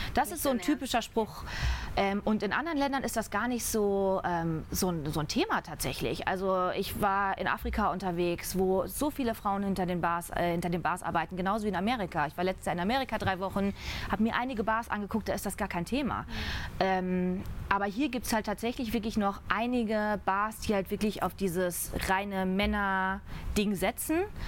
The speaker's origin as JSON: {"language": "German", "region": "North Rhine-Westphalia", "country": "Germany", "tie": "born or raised there", "also_born_or_lived": "Düsseldorf", "moved": "as an adult", "lives_now": "Munich, Germany", "said": "ich komme gebürtig aus dem Rheinland, vom, ah, okay. vom Niederrhein, also holländische Grenze direkt"}